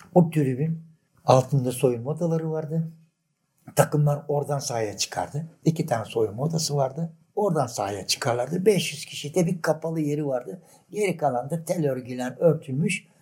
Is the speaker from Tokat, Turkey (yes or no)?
no; Adapazarı, Sakarya, Turkey; Ben 1945 doğumluyum. Adapazarlıyım. Adapazar dış askerliğimin dışında Adapazarı'ndan da ayrılmadım